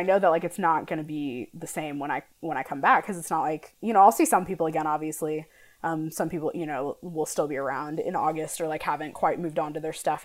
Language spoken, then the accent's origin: English; St. Louis, Missouri, United States; moved away as an adult; also born or lived in Lawrence, Kansas; we're both from St. Louis